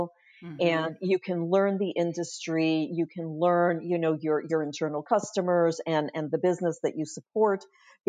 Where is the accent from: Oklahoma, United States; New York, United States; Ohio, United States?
New York, United States; New York City; moved away as an adult; now in Florida, United States; while I'm a resident of Florida now and have been for a number of years, I'm originally from New York City